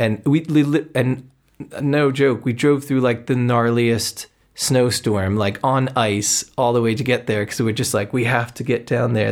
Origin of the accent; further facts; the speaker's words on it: New Jersey, United States; I grew up in New Jersey